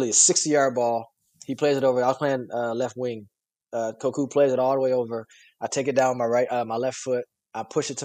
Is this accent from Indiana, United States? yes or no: yes; Fort Wayne, Indiana, United States; it's the city that I grew up